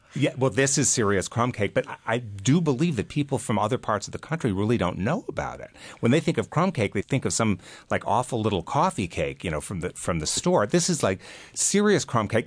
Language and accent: English; Chicago, Illinois, United States; moved away; also born or lived in New Jersey; I grew up in Chicago